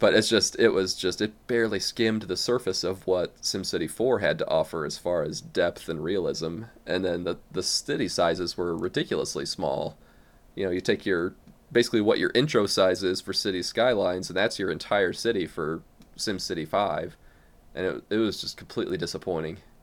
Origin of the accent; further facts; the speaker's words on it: Midwest, United States; accent: American; from the, the United States. You know, as you can probably tell by my differing accent